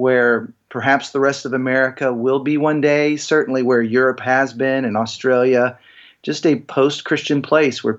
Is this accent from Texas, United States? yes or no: yes; Texas, United States; moved away as an adult; also born or lived in Seattle; growing up in Texas